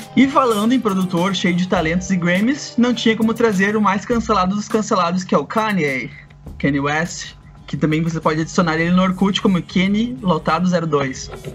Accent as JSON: {"language": "Portuguese", "town": "Rio Pardo", "region": "Rio Grande do Sul", "country": "Brazil", "said": "lá na minha cidade, Rio Pardo, a gente usa essa expressão fado para falar de músicas que são muito boas"}